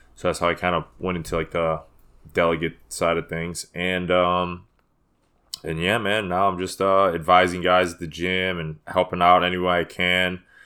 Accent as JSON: {"language": "English", "town": "Chicago", "region": "Illinois", "country": "United States", "tie": "born or raised there", "also_born_or_lived": "Des Plaines", "said": "I was born in Chicago."}